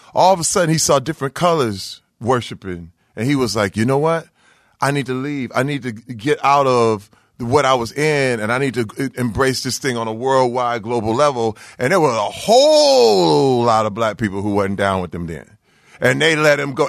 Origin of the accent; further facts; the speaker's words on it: Flint, Michigan, United States; growing up in Flint, Michigan uh, where I came up